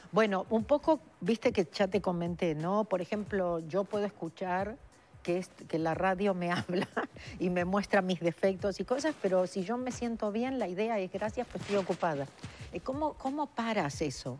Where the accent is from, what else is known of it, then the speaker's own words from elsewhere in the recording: Argentina; moved away as an adult; now in Los Angeles, United States; nací en la Argentina hace 39 años que vivo en Los Ángeles